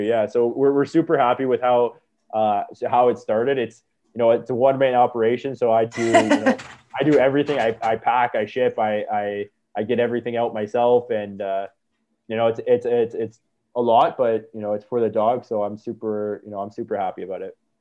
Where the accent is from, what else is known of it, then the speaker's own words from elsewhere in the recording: Niagara Falls, Ontario, Canada; I grew up in Niagara